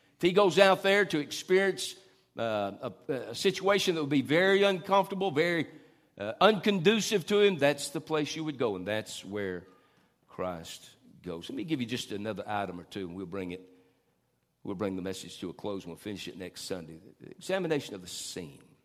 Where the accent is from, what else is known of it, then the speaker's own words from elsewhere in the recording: Tupelo, Mississippi, United States; also born or lived in Norfolk, Virginia; we came from Norfolk, Virginia to Tupelo, Mississippi